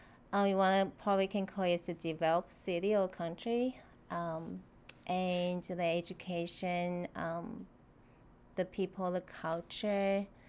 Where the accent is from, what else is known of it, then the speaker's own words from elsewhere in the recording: Taipei, Taiwan; first language Mandarin; English is a second language; now in Naperville, United States; I'm from Taipei, the capital city of Taiwan. Taiwan is an island of mainland China, and it's a tropical island, and we have like two-thirds of mountains.